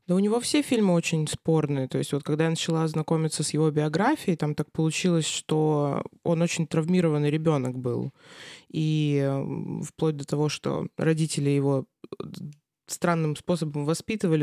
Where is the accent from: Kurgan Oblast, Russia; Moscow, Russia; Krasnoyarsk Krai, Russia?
Krasnoyarsk Krai, Russia; Krasnoyarsk; moved away as an adult; now in Saint Petersburg, Russia; я родилась в Красноярске, а, потом училась здесь